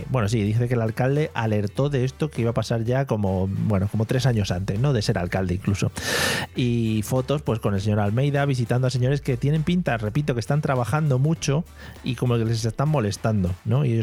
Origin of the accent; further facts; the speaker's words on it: Spain; Es una cosa que, como buen español, también te digo, 9 de la noche